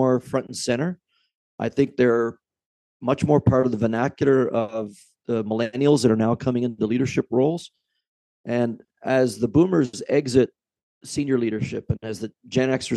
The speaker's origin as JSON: {"language": "English", "country": "Canada", "also_born_or_lived": "Lake Ontario", "said": "as a Canadian"}